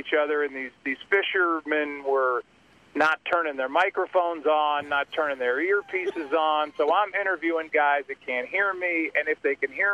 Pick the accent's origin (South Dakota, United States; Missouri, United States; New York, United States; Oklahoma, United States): Missouri, United States; St. Louis; my hometown of St. Louis